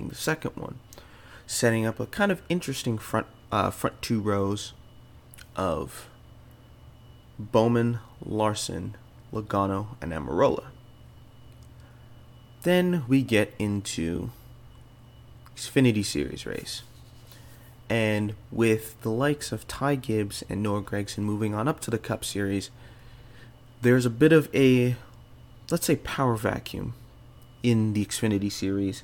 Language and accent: English; Canada; being Canadian